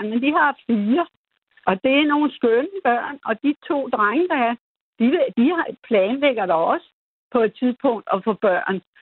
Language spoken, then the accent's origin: Danish; Denmark; vi er jo danskere